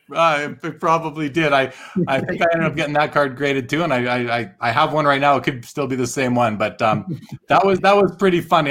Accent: Winnipeg, Manitoba, Canada; I grew up in Winnipeg, and I was going to card shops in the mid to late '80s

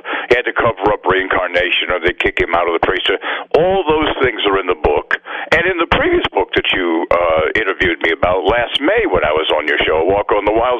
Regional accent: Virginia Beach, Virginia, United States; moved away as an adult; also born or lived in Boston; I was born in Virginia Beach

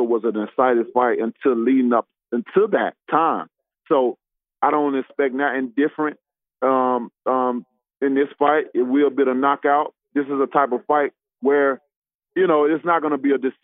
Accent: United States; as an American

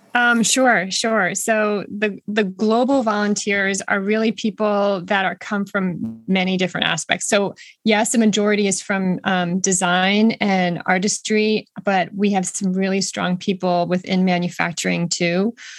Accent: Boston, Massachusetts, United States; I am from the Boston area

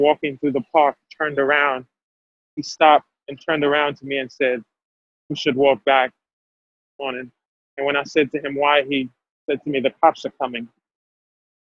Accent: Haiti; English is a second language; now in United States; I'm from Haiti, I'm from a Black country

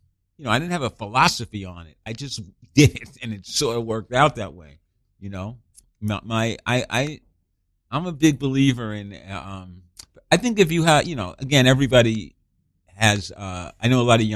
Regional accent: New York City, New York, United States; I grew up in Brooklyn, a lot of in a Jewish family, Jewish

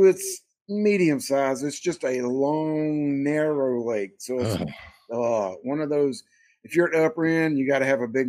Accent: Hickory Tavern, South Carolina, United States; I'm from South Carolina, a little place called Hickory Tavern. It's just outside of Lawrence in the upstate portion of South Carolina. So we're in the upstate, about 45 minutes to an hour away from Clemson.

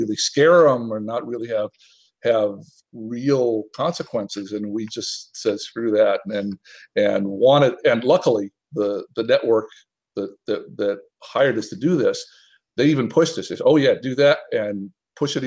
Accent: Tennessee, United States; also born or lived in Atlanta / Minnesota; now in Los Angeles, United States; I was actually born in Atlanta and grew up first in Minnesota, then in mostly in Tennessee.

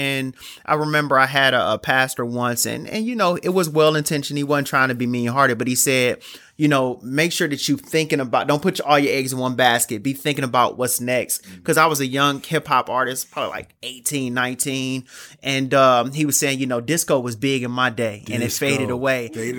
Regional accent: Cleveland, Ohio, United States; now in Chicago, United States; Cleveland, Ohio.

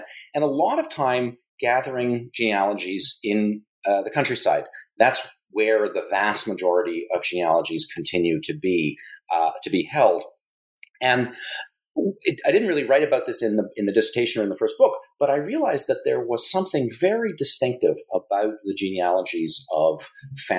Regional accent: Toronto, Ontario, Canada; also born or lived in Taiwan / England; in Toronto, where I'm from

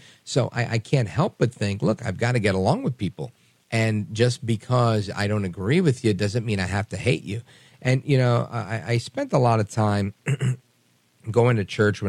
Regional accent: New York, United States; now in New Jersey, United States; I'm from New York originally. I live in Jersey now.

